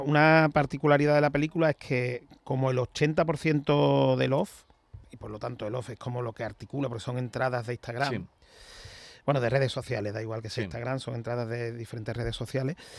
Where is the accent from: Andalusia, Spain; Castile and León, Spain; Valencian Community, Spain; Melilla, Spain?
Andalusia, Spain; Seville; yo soy sevillano, yo he vivido siempre en Sevilla